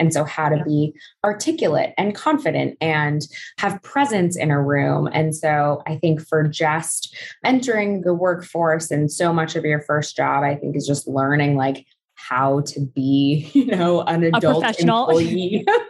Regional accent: California, United States; So I'm Southern Californian and came out to Barnard.

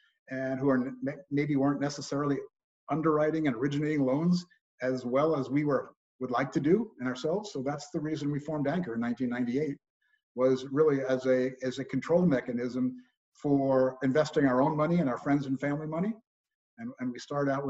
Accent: New York, United States; moved away as an adult; also born or lived in Los Angeles, California / Berkeley, California / Northern California; I was born and raised in New York

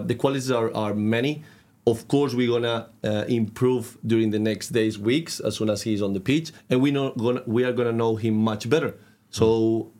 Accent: Catalonia, Spain; English is a second language; moved away as an adult; now in Trondheim, Norway; from a, village in the coast, in the north of Barcelona

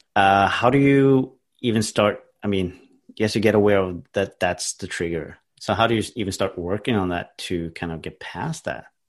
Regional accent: Norway; English is a second language; I'm from Norway, so obviously English is not my first language.

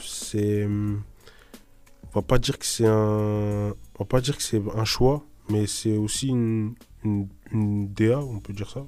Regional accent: Limay, Île-de-France, France; chez nous à Limay

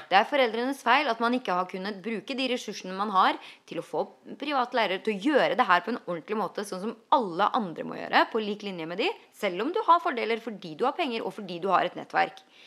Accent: Norway; now in United States; der hjemme i Norge.

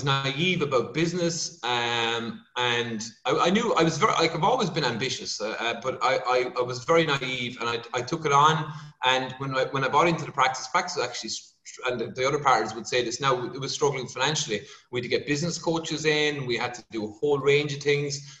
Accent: Kerry, Munster, Ireland; moved away; I'm from Kerry originally

